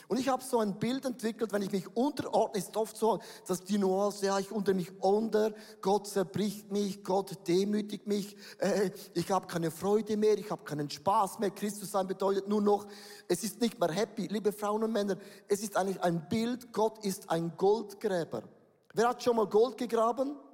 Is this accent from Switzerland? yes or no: yes; Buchs, St. Gallen, Switzerland; ich komme aus Buchs. Wer kennt Buchs? Niemand kennt Buchs. Buchs ist da, wo der Rhein noch sauber ist, bevor er nach Holland kommt.